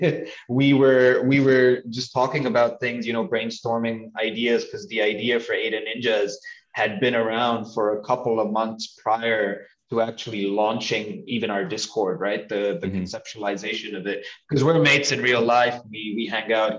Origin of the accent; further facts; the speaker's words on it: Dubai, United Arab Emirates; moved away; I grew up in Dubai